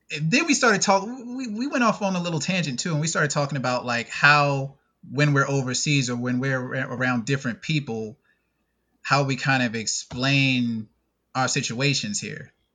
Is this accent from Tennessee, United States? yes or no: no; North Carolina, United States; growing up in North Carolina